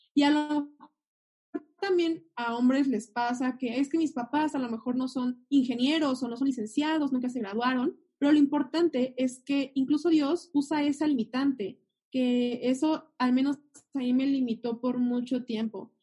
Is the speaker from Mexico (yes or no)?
yes; Mexico